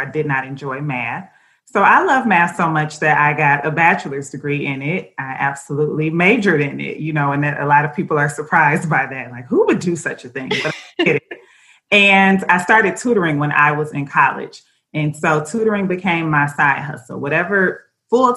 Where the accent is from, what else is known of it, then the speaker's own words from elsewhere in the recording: Detroit, Michigan, United States; my hometown, Detroit